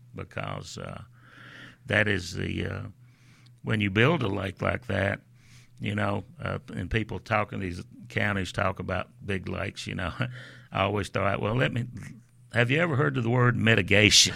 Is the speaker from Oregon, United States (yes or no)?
no; Memphis, Tennessee, United States; I am from Memphis, you know, grew up down there